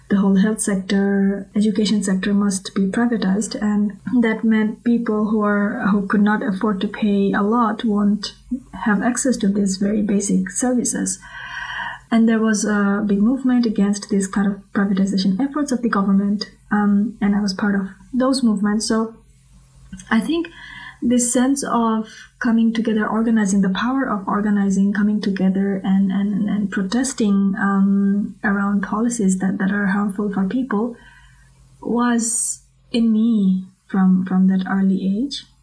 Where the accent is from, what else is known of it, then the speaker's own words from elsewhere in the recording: Bangladesh; I grew up in Bangladesh and I was involved with politics from a very early age.